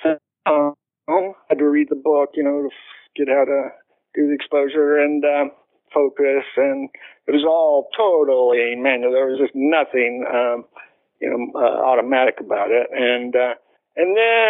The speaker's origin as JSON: {"language": "English", "town": "Fort Worth", "region": "Texas", "country": "United States", "tie": "born or raised there", "said": "I came from Southwest High"}